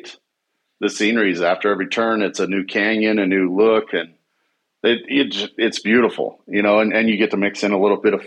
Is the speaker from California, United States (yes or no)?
no; Southern Utah, United States; I grew up here in Southern Utah